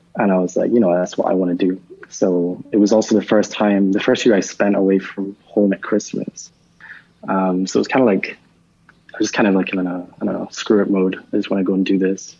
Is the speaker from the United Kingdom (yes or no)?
yes; Edinburgh, Scotland, United Kingdom; moved away as an adult; I grew up in Edinburgh, and I, like I, I, really didn't travel a lot until I was like 25